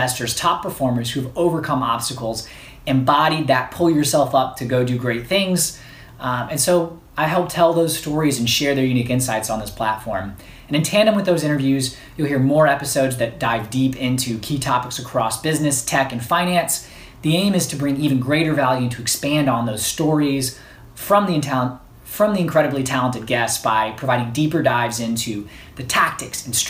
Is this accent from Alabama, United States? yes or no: yes; Alabama, United States; moved away as an adult; now in New York City, United States; Born and raised in Alabama